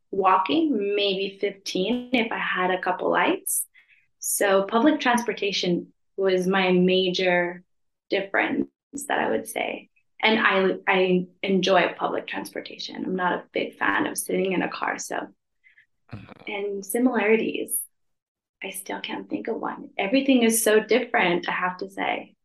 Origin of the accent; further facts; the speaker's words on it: Los Angeles, California, United States; moved away as an adult; now in Madrid, Spain; I'm from California, Los Angeles